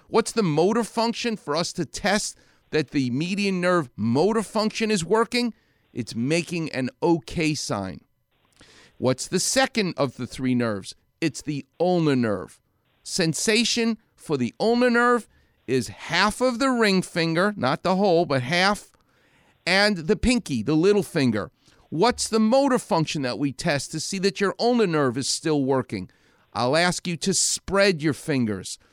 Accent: New York City, New York, United States; moved away; I'm a New Yorker

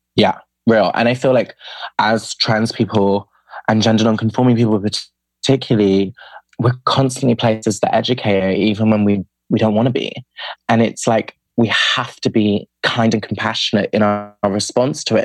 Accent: United Kingdom; I'm from the UK, from the accent. Um, and I grew up outside of London in a smaller city, but in the suburbs of the city

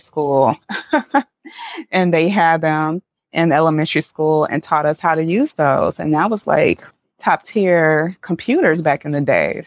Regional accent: St. Louis, Missouri, United States; I grew up in Saint Louis, Missouri.

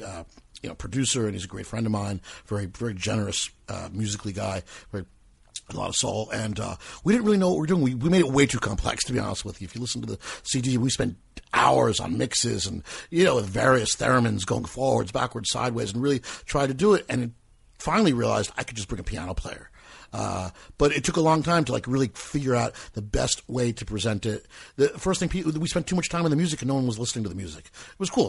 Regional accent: Metuchen, New Jersey, United States; also born or lived in New York; Metuchen, New Jersey, my hometown

